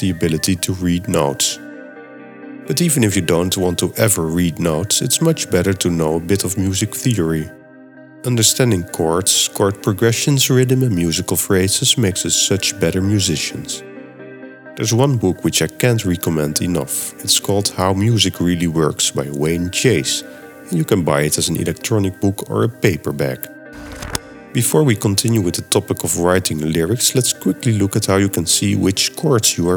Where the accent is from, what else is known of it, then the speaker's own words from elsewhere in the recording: Netherlands; accent: Dutch; first language Dutch; English is a second language; my native language is Dutch. So that explains the funny accent